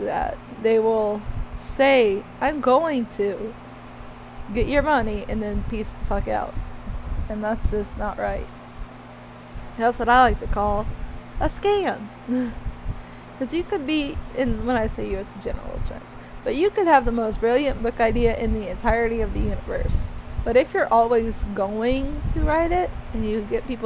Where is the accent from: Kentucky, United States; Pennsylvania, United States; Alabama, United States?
Alabama, United States; growing up in Alabama